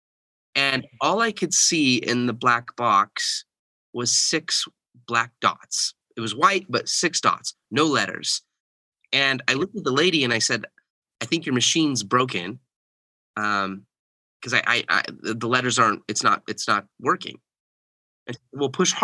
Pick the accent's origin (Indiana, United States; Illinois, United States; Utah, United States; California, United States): Utah, United States; Bountiful; also born or lived in Texas / Kansas; I was born in Bountiful, Utah, and grew up most of my life in the Utah area. We lived in Texas for a little while. We lived in Kansas, kind of the middle part of the U.S. And then we moved back to Utah.